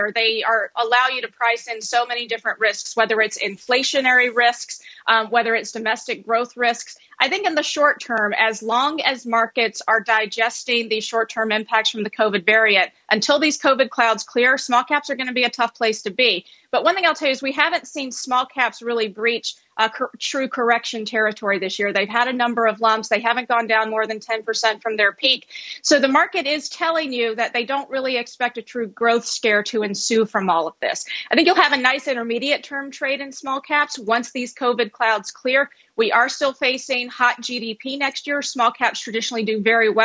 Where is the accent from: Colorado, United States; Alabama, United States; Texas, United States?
Alabama, United States; moved away; I am from the South. I grew up in Alabama